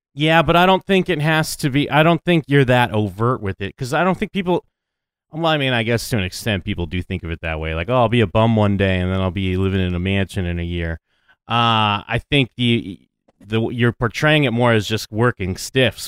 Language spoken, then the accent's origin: English; United States; I'm an American